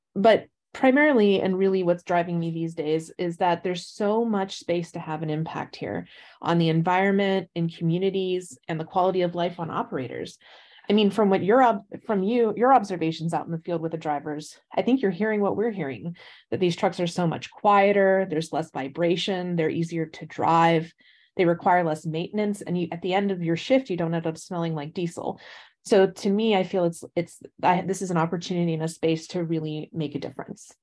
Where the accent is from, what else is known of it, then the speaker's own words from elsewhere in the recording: Pittsburgh, Pennsylvania, United States; I grew up just outside of Pittsburgh, Pennsylvania